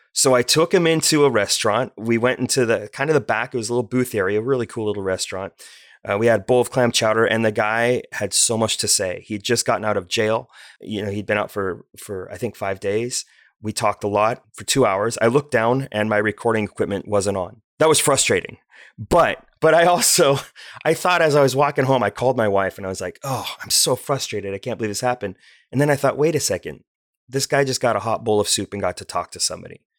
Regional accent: Bellevue, Washington, United States; moved away as an adult; also born or lived in China; now in Olympia, United States; growing up in Bellevue, Washington

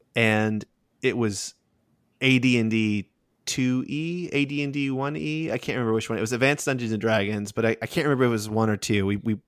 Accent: Okinawa, Japan; I grew up in Okinawa, Japan, and so I was on a military base.

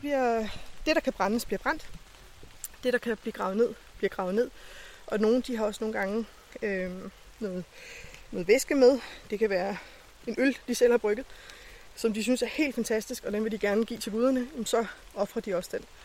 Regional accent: Lolland, Zealand, Denmark; Jeg er den eneste fra Lolland.

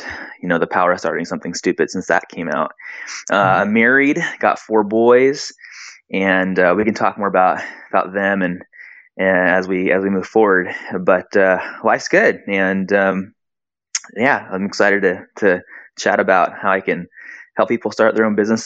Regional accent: San Diego, California, United States; also born or lived in Brazil / Hawaii; now in Arizona, United States; I grew up in San Diego

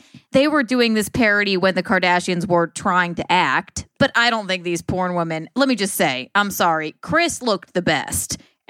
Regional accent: the South, United States; I'm from the South.

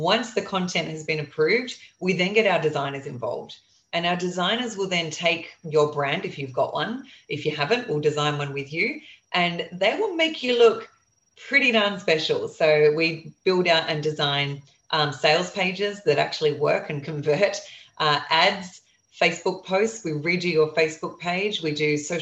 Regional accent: Australia; I'm an Aussie investing in the US

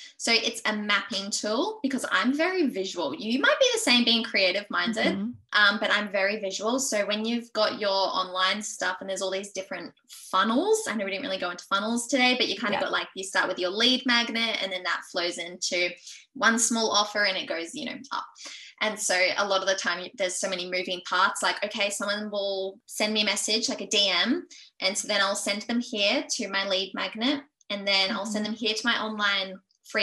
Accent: Noosa, Queensland, Australia; now in Montville, Australia; I grew up in Noosa by the beach.

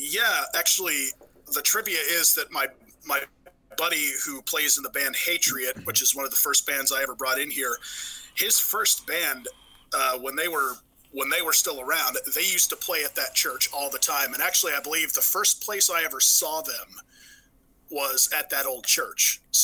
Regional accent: Modesto, California, United States; my hometown of Modesto, California

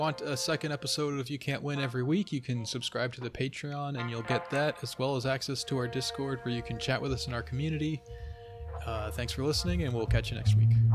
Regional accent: United States; also born or lived in Finland (ancestry); I'm Finnish American

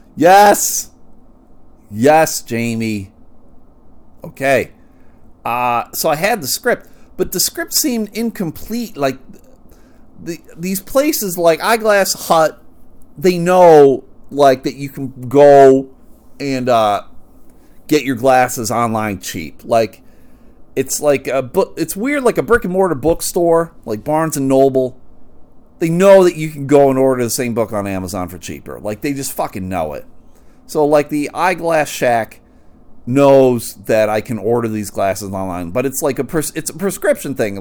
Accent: Buffalo, New York, United States; I'm from Buffalo

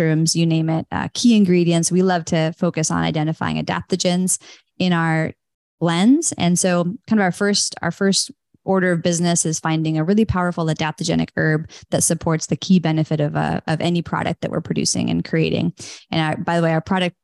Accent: Northern California, United States; I grew up in Northern California, actually on a big organic, not like farm, but it was 40 acres of gardens.

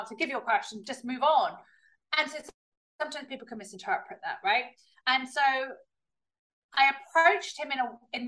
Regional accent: United Kingdom; accent: very British; also born or lived in California, United States; So even though I've got a very British accent, I was born in California

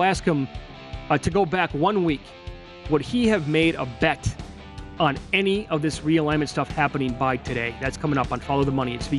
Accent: Fall Creek, Wisconsin, United States; a kid who grew up in Fall Creek, Wisconsin, population 1,100 people without a stoplight

